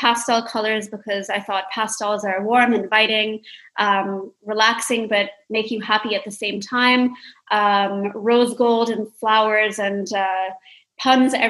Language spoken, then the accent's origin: English; Dubai, United Arab Emirates; when I was growing up in Dubai